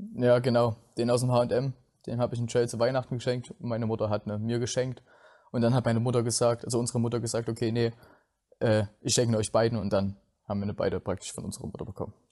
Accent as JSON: {"language": "German", "town": "Plauen", "region": "Saxony", "country": "Germany", "said": "ich komme aus Plauen im Vogtland"}